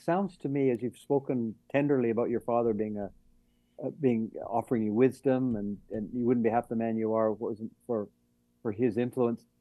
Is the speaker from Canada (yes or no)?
yes; Vancouver, British Columbia, Canada; I'm from Vancouver